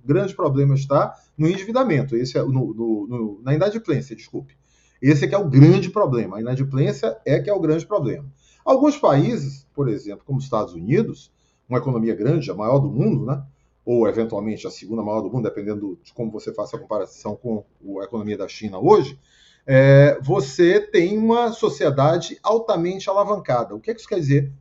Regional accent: Bahia, Brazil; now in Rio de Janeiro, Brazil; na Bahia, onde eu nasci

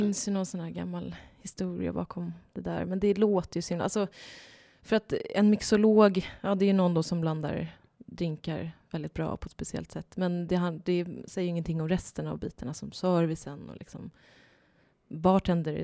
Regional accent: Ljungskile, Västra Götaland, Sweden; moved away as an adult; also born or lived in Sydney, Australia; now in Stockholm, Sweden; jag kommer från Ljungskile. Det ligger sex mil norr om Göteborg, så jag kommer från västkusten.

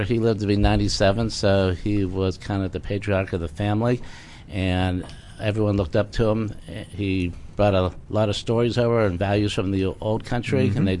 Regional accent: Pittsburgh, Pennsylvania, United States; my hometown of Pittsburgh

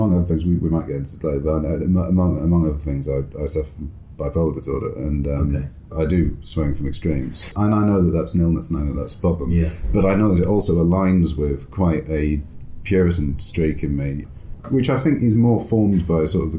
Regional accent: Durham, North East England, United Kingdom; also born or lived in London; I grew up largely in Durham, and then for 2 years we moved down to London, and it was between me being about five and me being about seven, and that's when children form their accents.

